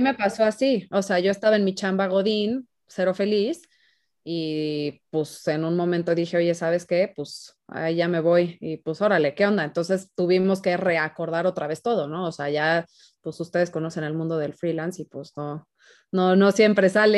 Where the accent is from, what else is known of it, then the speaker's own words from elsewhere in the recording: Guadalajara, Jalisco, Mexico; moved away as an adult; now in Mexico City, Mexico; yo soy de Guadalajara, me vine acá un rato, me regresé a Guadalajara.